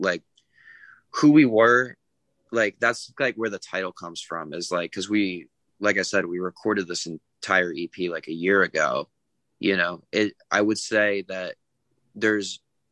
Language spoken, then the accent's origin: English; New England, United States; I'm from New England.